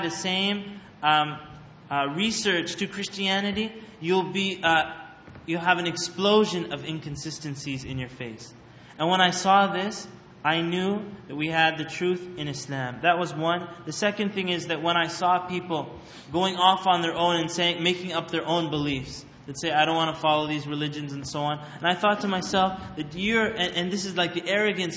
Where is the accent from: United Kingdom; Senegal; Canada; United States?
Canada; I grew up in Canada where these questions always happen